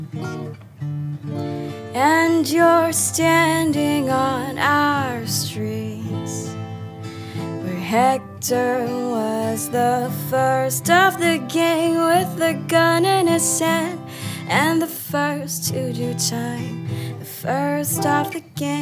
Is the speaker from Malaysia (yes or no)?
yes; Malaysia; moved away; I'm from Malaysia originally. I was born in Borneo, which is the east in a province of Malaysia.